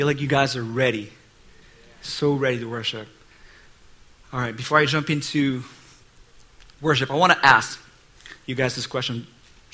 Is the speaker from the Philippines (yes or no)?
yes; Philippines; moved away as an adult; now in United States; I'm Asian. I came from the Philippines, and that was about 20 years ago